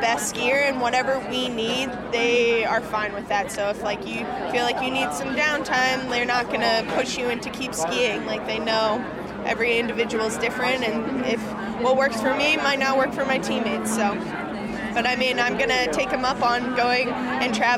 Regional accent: Long Island, New York, United States; I'm originally from Long Island, so my dad's here and just celebrated my 21st in New York

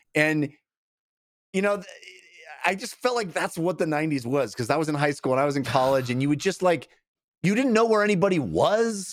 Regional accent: Bay Area, California, United States; growing up in the Bay Area

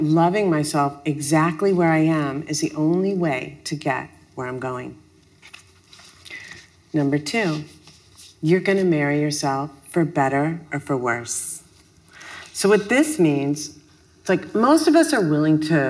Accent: Minneapolis, Minnesota, United States; I'm from Minneapolis

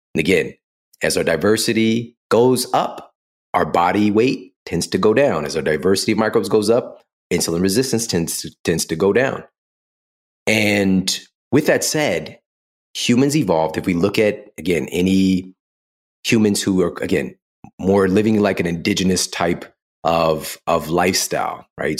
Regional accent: St. Louis, Missouri, United States; I'm from Saint Louis

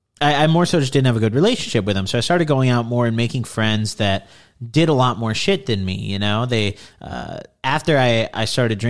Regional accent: Midwest, United States; growing up in the Midwest

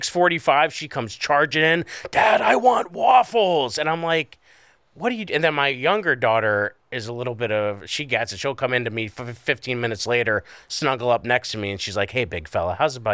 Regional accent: Scranton, Pennsylvania, United States; I grew up in Scranton. I don't even think we had leaves.

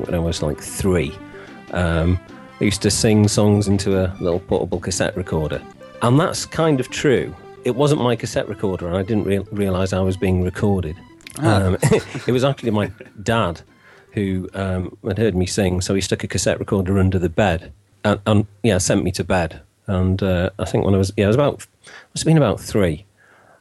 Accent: Wales, United Kingdom; I'm actually Welsh. To the age of 9 or 10, I was taught in Welsh

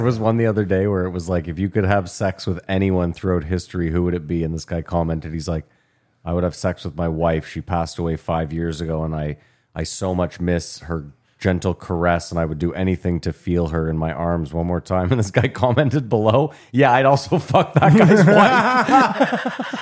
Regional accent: Ontario, Canada; Growing up where we grew up in Ontario

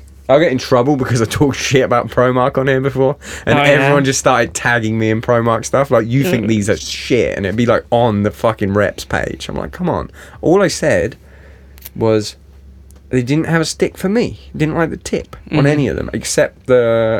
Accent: England, United Kingdom; I'm English

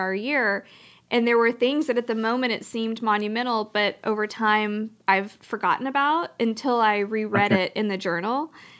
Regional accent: Louisiana, United States; now in Texas, United States; I'm originally from Louisiana, and I have very strong roots to Louisiana.

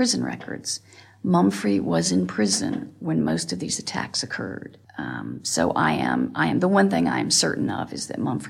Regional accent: Montgomery, Alabama, United States; I am from Montgomery, Alabama.

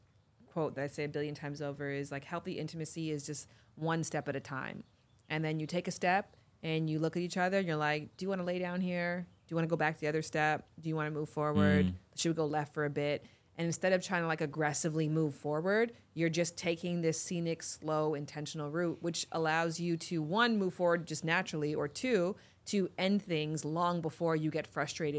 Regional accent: Toronto, Ontario, Canada; Yeah, I'm from Toronto.

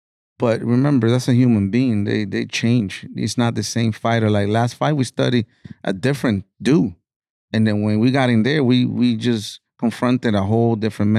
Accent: Florida, United States; My style is, we're from Florida. Man, we got that rowdy, you know, that style

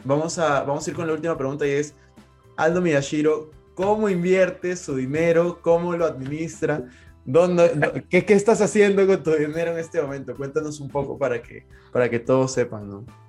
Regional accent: Peru; yo, yo soy de Perú

